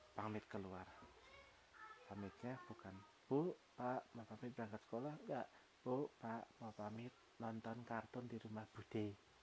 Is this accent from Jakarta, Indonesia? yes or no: no; Jayapura, Papua, Indonesia; now in Yogyakarta, Indonesia; Gua lahir dan besar di Kota Jayapura